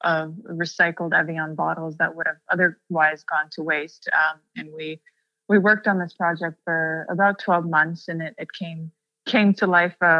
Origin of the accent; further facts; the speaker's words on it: Russia; coming from a place where I grew up in Russia and there weren't that many options